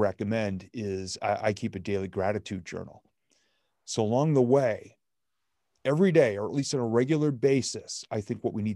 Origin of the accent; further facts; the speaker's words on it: New England, United States; I'm from New England